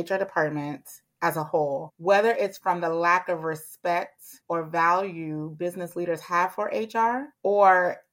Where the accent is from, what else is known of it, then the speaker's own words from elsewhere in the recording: Miami, Florida, United States; moved away as an adult; now in Atlanta, United States; I'm originally from Miami, Florida